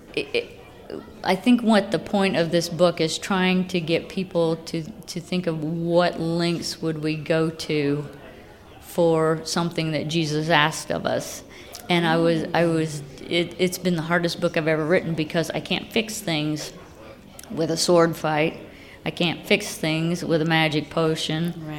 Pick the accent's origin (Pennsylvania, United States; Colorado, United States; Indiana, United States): Indiana, United States; Lafayette; moved away as an adult; now in Muncie, United States; I grew up in Lafayette